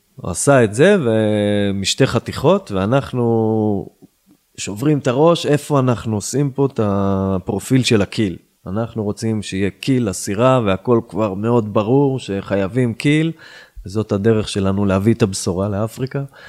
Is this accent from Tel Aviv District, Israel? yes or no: no; Yiron, Northern District, Israel; now in Tzivon, Israel; וגדלתי בקיבוץ ירעון, עשר דקות מפה, צפונה